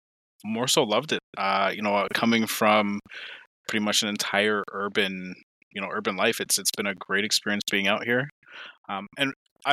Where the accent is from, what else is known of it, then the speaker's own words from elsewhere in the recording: Ottawa, Ontario, Canada; now in rural Ontario, Canada; We're coming from Ottawa into the rural life